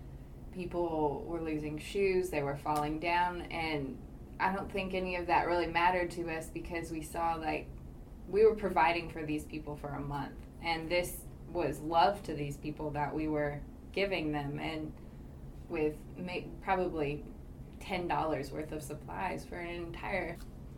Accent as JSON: {"language": "English", "town": "Winchester", "region": "Kentucky", "country": "United States", "tie": "born or raised there", "said": "growing up in Winchester, Kentucky, to playing tennis at the University of Kentucky"}